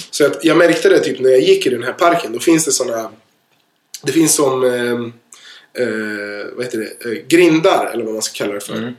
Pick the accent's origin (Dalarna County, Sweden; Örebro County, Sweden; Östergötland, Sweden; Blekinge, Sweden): Örebro County, Sweden; Örebro; Jag kommer ju från en liten stad, jag kommer ju från Örebro